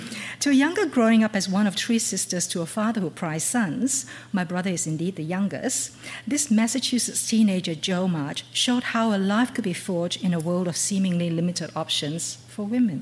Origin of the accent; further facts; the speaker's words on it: Malaysia; I grew up in Malaysia